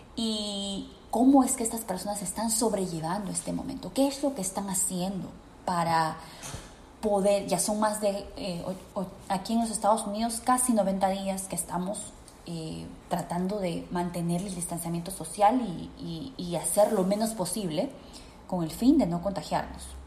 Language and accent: Spanish; Peru; en mi país, Perú